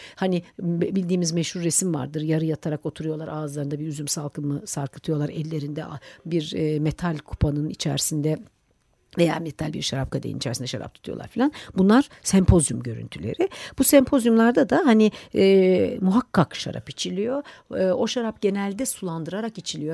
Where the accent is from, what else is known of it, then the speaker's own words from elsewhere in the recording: Turkey; Türkiye'li olunca Türk mutfağıyla besleniyor olunca